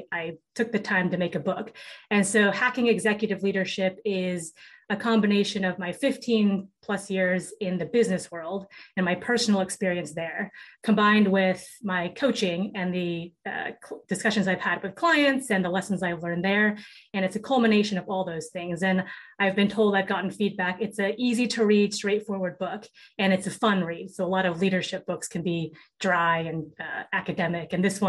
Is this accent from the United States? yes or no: yes; Seattle, Washington, United States; I grew up in Seattle, Washington.